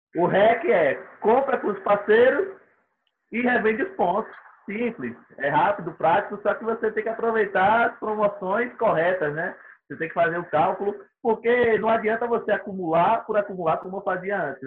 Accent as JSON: {"language": "Portuguese", "town": "Aracaju", "region": "Sergipe", "country": "Brazil", "said": "Eu sou de Aracaju, Sergipe"}